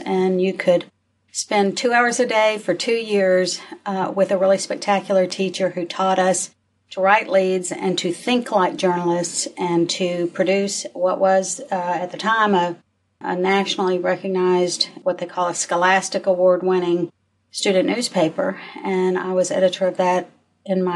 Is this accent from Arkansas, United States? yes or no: yes; North Little Rock, Arkansas, United States; I grew up in North Little Rock.